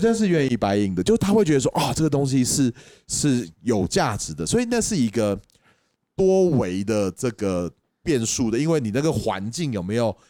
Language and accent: Chinese; Taipei, Taiwan; 我台北人下来了，我在东海大学里面做生意